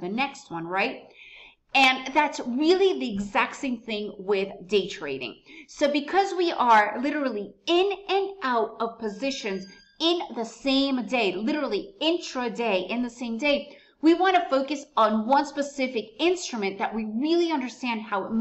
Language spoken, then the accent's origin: English; United States; first language Russian; English is a second language; moved away as an adult; also born or lived in Soviet Union / Costa Rica; now in Antigua, Guatemala; Me and my family arrived to the United States when I was really young. So I do speak Russian. That is my mother tongue. But because I was raised in the United States, English is my main language